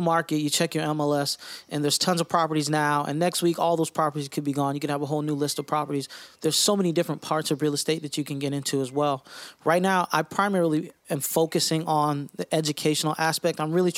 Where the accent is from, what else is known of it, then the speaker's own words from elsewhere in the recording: West Palm Beach, Florida, United States; Well, you know, obviously … from West Palm Beach, Florida.